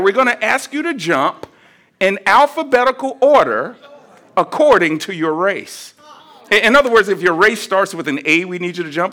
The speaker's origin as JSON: {"language": "English", "region": "Georgia", "country": "United States", "also_born_or_lived": "Tennessee", "moved": "as an adult", "said": "I was from Georgia, so I had run track against Herschel"}